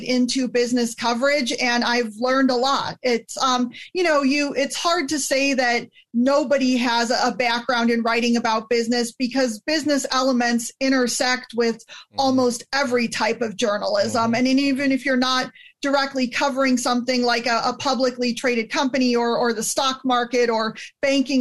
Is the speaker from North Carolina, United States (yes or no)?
no; El Dorado Hills, California, United States; moved away as an adult; also born or lived in Illinois / Wisconsin / Georgia; I was raised in the Sacramento area, grew up in El Dorado Hills, went to grade school